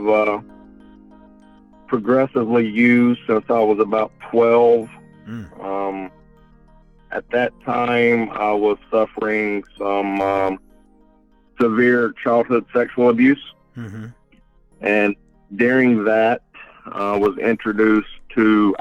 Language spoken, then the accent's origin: English; mountains of North Carolina, United States; moved away as an adult; also born or lived in Chattanooga, Tennessee; now in Raleigh, United States; I am originally from the mountains of North Carolina